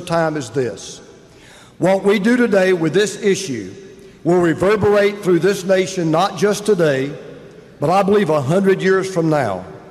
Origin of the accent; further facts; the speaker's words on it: Atlanta, Georgia, United States; my hometown, Atlanta, Georgia.